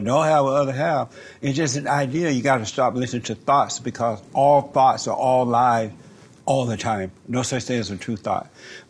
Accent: Alabama, United States; I went through hell, especially when I moved out here from Alabama.

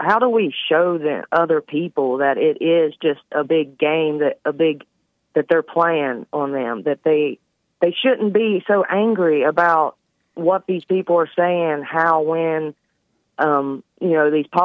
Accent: West Virginia, United States; here in West Virginia, growing up in the Bible Belt

